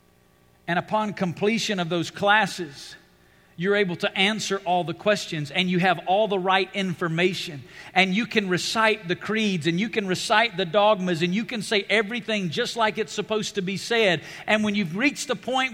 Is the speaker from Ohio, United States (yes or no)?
no; Alabama, United States; now in Las Vegas, United States; I grew up in Alabama.